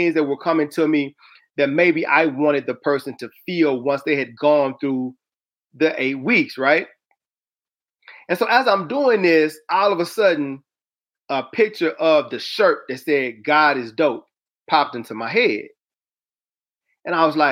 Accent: the South, United States; I'm from the South

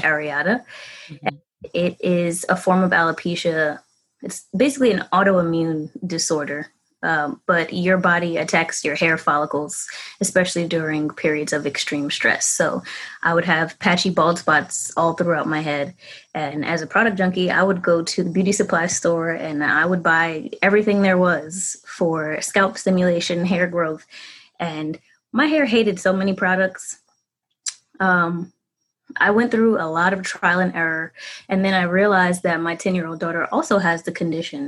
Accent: New York City, New York, United States; I'm from the Bronx, New York

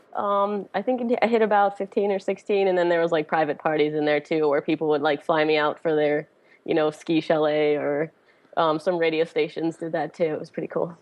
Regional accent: Pittsburgh, Pennsylvania, United States; it's my hometown

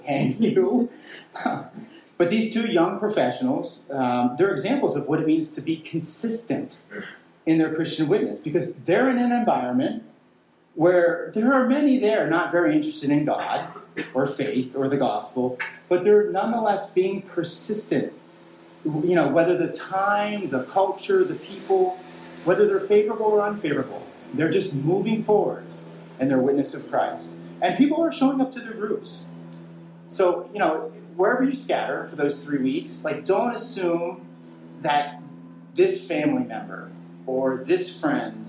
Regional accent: Western Pennsylvania, United States; where I grew up in Western Pennsylvania

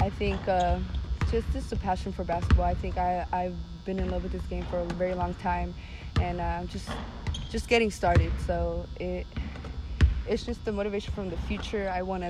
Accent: El Paso, Texas, United States; also born or lived in Ciudad Juarez, Mexico; I think growing up in El Paso, the opportunities I was given to keep playing, represent my middle school, my high school, and now college, I'm very lucky

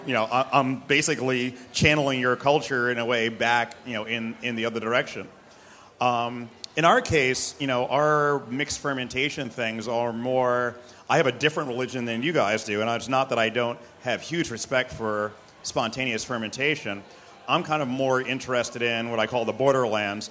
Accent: New York City, New York, United States; I'm born and bred in New York City. I'm a New York City person.

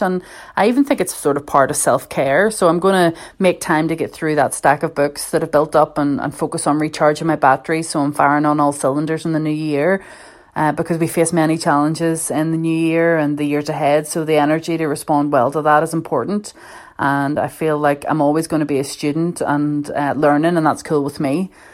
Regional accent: Belfast, Northern Ireland, United Kingdom; I'm from Belfast. Um, you know, I have to specify that I'm from North Belfast.

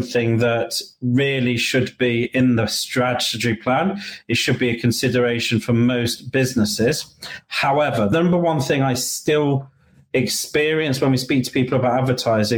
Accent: United Kingdom; moved away as an adult; also born or lived in London / Colombia; now in Florida, United States; I'm British, so I do have clients in the UK

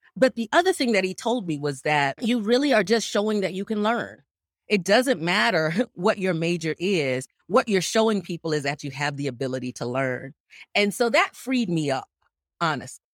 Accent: Gainesville, Florida, United States; I was born and raised in Gainesville, Florida

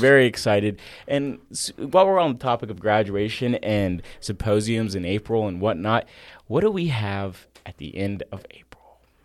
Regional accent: Florida, United States; now in Nashville, United States; I did go back to my home state of Florida for a week

